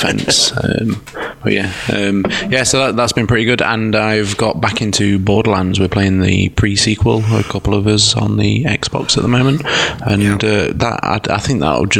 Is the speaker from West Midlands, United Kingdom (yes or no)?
no; Derby, East Midlands, United Kingdom; my hometown team, Derby County